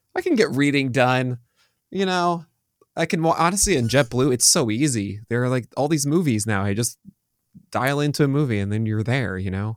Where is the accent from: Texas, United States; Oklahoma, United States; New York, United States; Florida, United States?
New York, United States; I'm from New York